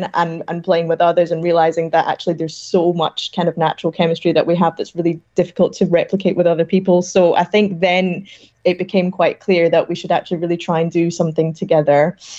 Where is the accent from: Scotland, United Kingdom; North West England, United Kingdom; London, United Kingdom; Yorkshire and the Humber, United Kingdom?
Scotland, United Kingdom; accent: Scottish; We come from Egypt originally, but very much Scottish in our accents and in our hearts too.